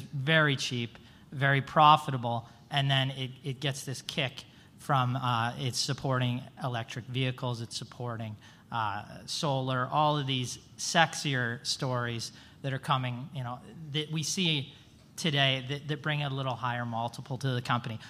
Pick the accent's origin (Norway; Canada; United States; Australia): Canada; Vancouver, British Columbia; I'm from Vancouver, Canada